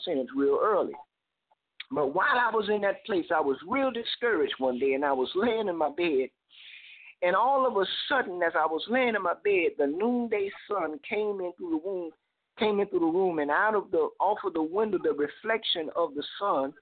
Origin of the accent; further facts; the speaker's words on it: Miami, Florida, United States; I grew up in Miami, Florida